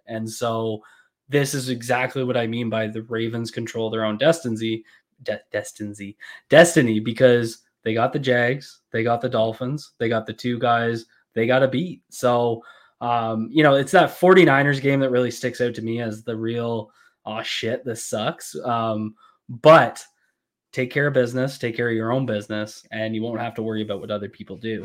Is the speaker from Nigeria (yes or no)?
no; Canada